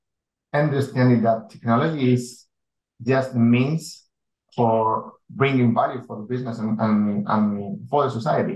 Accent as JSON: {"language": "English", "region": "Basque Country", "country": "Spain", "tie": "born or raised there", "also_born_or_lived": "Madrid, Spain", "moved": "as an adult", "lives_now": "Lima, Peru", "said": "I'm from Spain. I was born in Spain and I lived almost all my life there. I was born in the Basque Country in the north of Spain"}